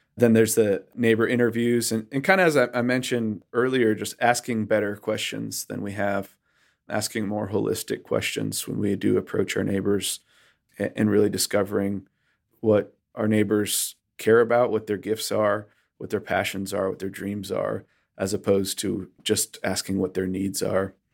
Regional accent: Western Massachusetts, United States; moved away as an adult; now in North Carolina, United States; I grew up in Western Massachusetts, in a place that Barna calls the most post-Christian area of the United States

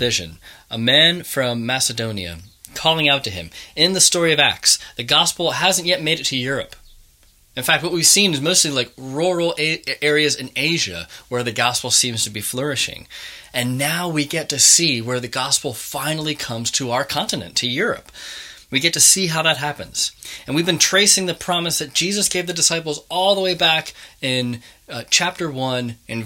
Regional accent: Manchester, North West England, United Kingdom; being a Mancunian. We're very proud

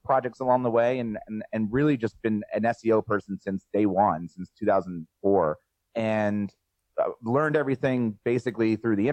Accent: New Jersey, United States; also born or lived in Philadelphia, Pennsylvania; I'm from South Jersey

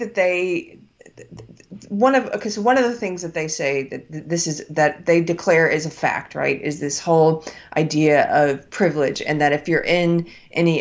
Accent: United States; I was born in America. I'm an American

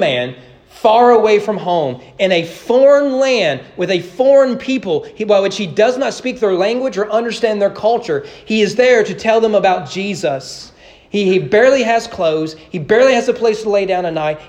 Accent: United States; I grew up as American

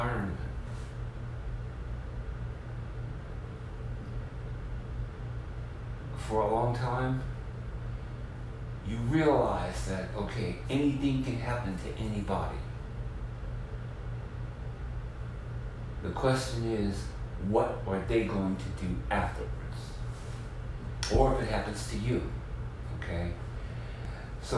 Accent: Mississippi Gulf Coast, United States; also born or lived in New Orleans, Louisiana; now in San Francisco, United States; I'm originally from what you would call the land of hurricanes. Okay? I'm from the Mississippi Gulf Coast

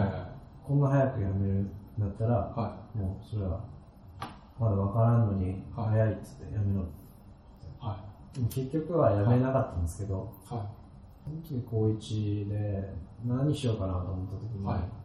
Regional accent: Isahaya, Nagasaki, Japan; 出身は長崎ずっと長崎の地元の諫早市垂水町っていうとこなんですけど

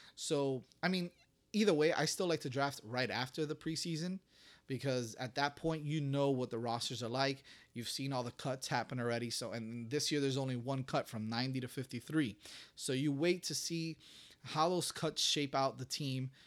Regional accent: Miami, Florida, United States; my hometown is getting some recognition

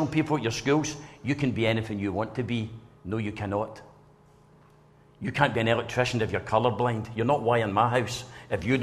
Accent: Blantyre, Scotland, United Kingdom; I came from Blantyre

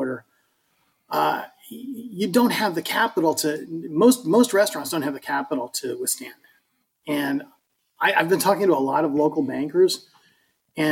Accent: Colorado, United States; now in Florida, United States; I'm from Colorado

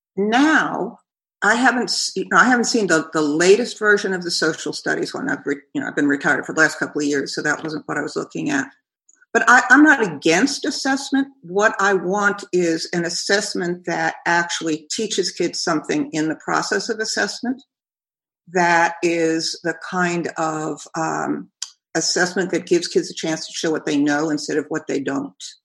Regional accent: New York, United States; moved away as an adult; also born or lived in Ohio; now in Kentucky, United States; growing up in New York

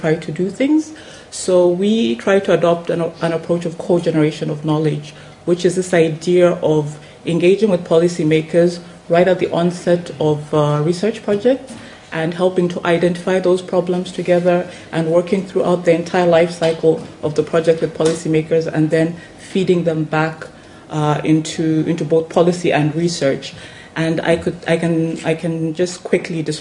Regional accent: Lusaka, Lusaka Province, Zambia; where I come from, I'm coming in from Lusaka in Zambia

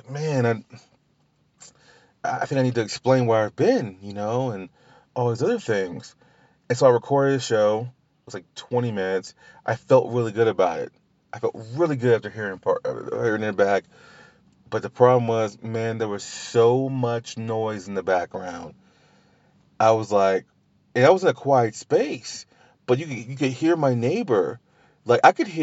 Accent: Louisiana, United States; I'm from Louisiana

